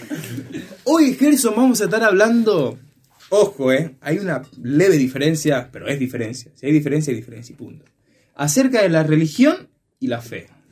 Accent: Ecuador; estábamos en la ciudad de Guayaquil, que es como a una hora de mi ciudad

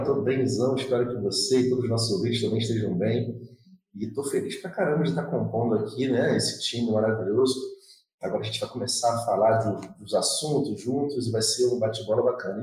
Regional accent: Rio de Janeiro, Brazil; eu venho lá de Cosmos, que é um bairro muito distante do centro da cidade do Rio de Janeiro

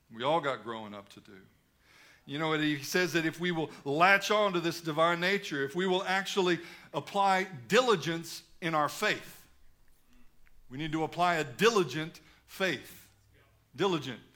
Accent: United States; moved away as an adult; now in Australia; I'm an American

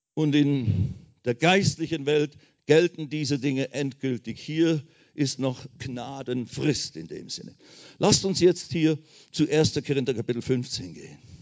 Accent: Switzerland; moved away as an adult; also born or lived in India; ich bin deswegen aus der Schweiz ausgewandert nach Indien

